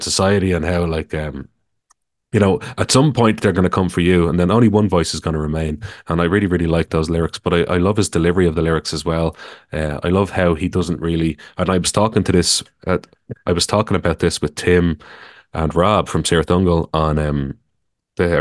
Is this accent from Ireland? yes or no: yes; Ireland; I'm from Ireland